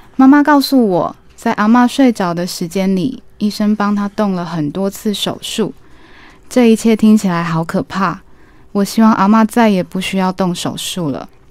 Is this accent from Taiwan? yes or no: yes; Taiwan; also born or lived in Hualien, Taiwan / Chiayi, Taiwan / United Kingdom; 我是从小在花莲和嘉义长大的小孩，就是嗯。我的爸爸是花莲人，然后妈妈是嘉义人